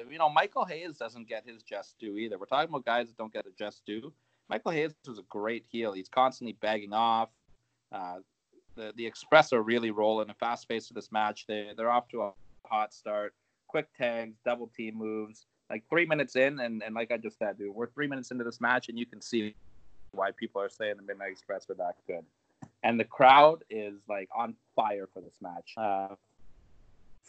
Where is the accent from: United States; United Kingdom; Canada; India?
Canada; as a Canadian